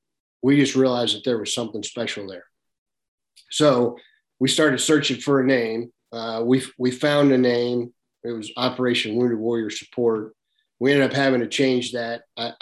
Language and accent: English; Arkansas, United States; and I grew up in Arkansas duck hunting. It was my passion.